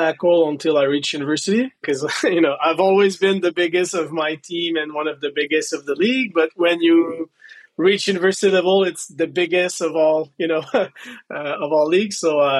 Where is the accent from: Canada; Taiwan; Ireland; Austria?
Canada; Quebec City, Quebec; So here we have what they call Cégep.